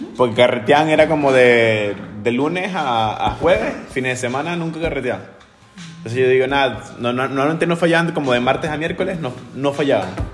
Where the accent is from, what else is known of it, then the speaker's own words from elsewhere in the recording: Venezuela; now in Chile; ya voy a sacar la chilena y no soy más venezolano